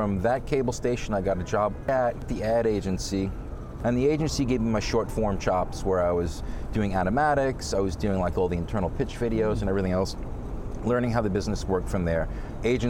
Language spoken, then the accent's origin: English; New York City, New York, United States; I'm first generation, so I was born here in Flushing, Queens